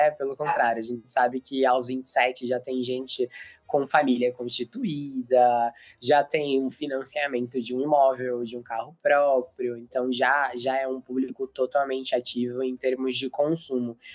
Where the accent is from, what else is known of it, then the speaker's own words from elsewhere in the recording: Americana, São Paulo, Brazil; Eu sou do interior de São Paulo, sou de ah, é? Americana.